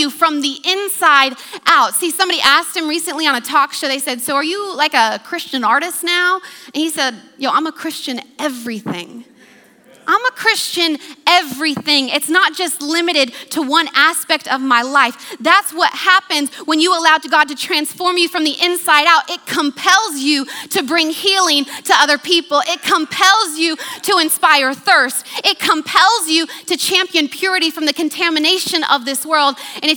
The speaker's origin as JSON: {"language": "English", "country": "United States", "accent": "American", "moved": "as an adult", "lives_now": "New Zealand", "said": "I'm an American with an American passport, educated in America. That's my accent."}